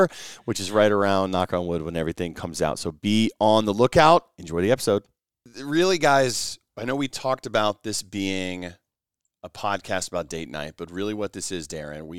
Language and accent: English; Southern Pines, North Carolina, United States; I grew up in Southern Pines.